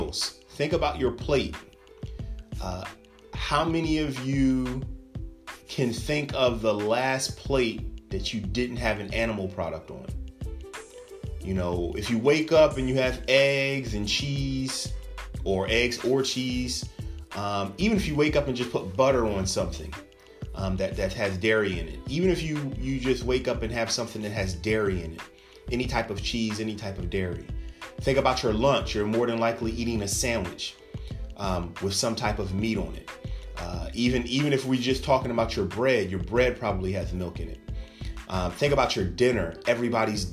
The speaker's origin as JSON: {"language": "English", "country": "United States", "said": "as American citizens"}